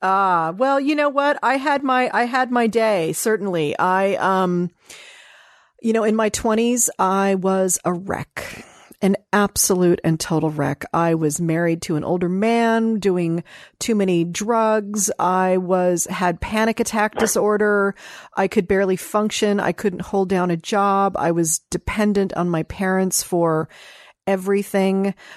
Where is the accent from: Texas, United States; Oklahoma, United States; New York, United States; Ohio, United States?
Ohio, United States; Dayton; I was born in Dayton, Ohio